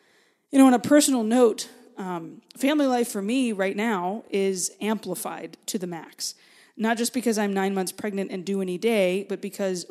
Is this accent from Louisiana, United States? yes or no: yes; Cajun, Louisiana, United States; I'm Cajun